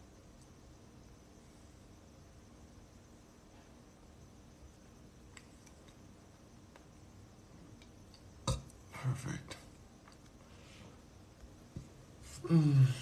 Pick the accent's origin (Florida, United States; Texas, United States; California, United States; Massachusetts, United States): California, United States; Los Angeles; where did I grow up? Here in Los Angeles